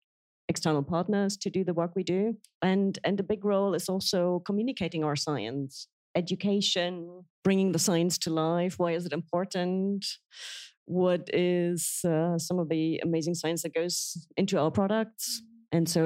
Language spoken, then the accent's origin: English; Berlin, Germany; English is a second language; moved away as an adult; now in United Kingdom; I'm not only am I German, I'm East German. I grew up in East Berlin when the wall was still up